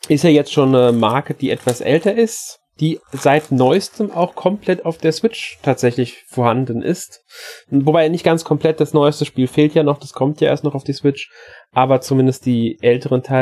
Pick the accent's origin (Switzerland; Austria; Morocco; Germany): Austria; Für, auch wieder, für mich als Österreicher